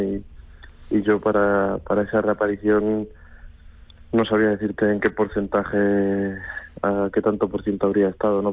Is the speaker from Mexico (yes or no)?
no; Madrid, Community of Madrid, Spain; como madrileño eh, y como torero que se ha criado en la Plaza de Toros de Madrid